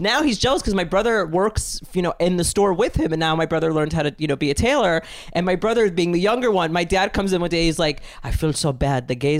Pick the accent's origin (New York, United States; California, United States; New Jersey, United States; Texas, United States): New York, United States; New York City; you know, Greek, gay, short, balding, and I'm from Brooklyn originally. I'm a native New Yorker.